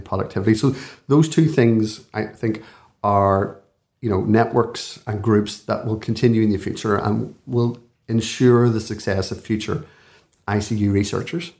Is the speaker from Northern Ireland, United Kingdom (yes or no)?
yes; Belfast, Northern Ireland, United Kingdom; moved away as an adult; now in Dublin, Ireland; I'm from Belfast, you can probably tell from my voice